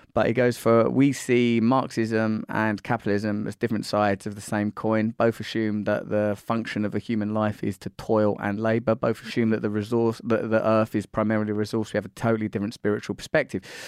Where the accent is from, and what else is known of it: United Kingdom